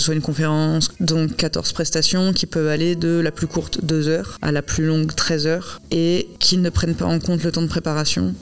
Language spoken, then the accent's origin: French; Bordeaux, Nouvelle-Aquitaine, France; je suis bordelaise, que je suis née là et que j'ai vécu toute ma vie ici